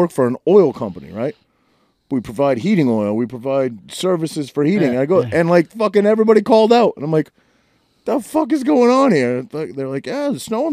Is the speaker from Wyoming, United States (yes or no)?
no; Maine, United States; moved away as an adult; I grew up in Maine. I spent essentially half my life up there.